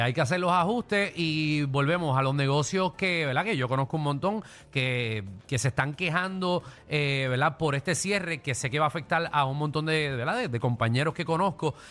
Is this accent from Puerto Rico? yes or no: yes; Dorado, Puerto Rico; yo soy de Dorado, Dorado cierra a las 2 de la mañana